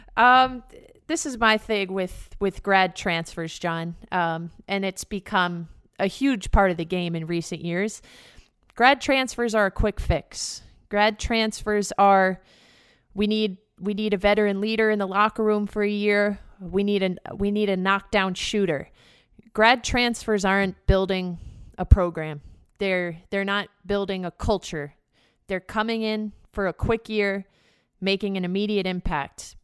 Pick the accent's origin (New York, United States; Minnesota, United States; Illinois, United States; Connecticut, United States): New York, United States; White Plains; in my hometown of White Plains, New York, about 30 minutes outside of the city